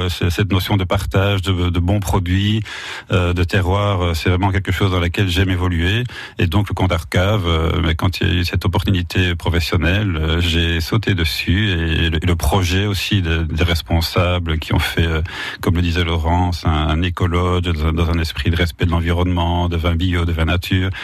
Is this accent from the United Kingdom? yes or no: no; Wallonia, Belgium; moved away as an adult; also born or lived in Brussels, Belgium; now in Latour-de-France, France; je viens de Belgique